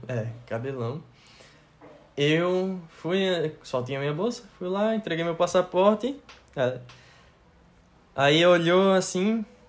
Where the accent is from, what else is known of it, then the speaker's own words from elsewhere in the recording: Recife, Pernambuco, Brazil; also born or lived in Latvia; eu disse que eu era de Recife